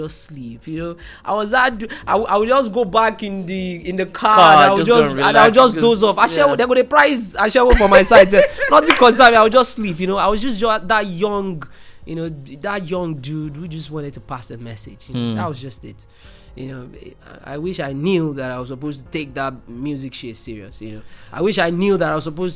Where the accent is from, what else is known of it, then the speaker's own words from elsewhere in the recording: Lagos, Nigeria; I grew up in Mile 2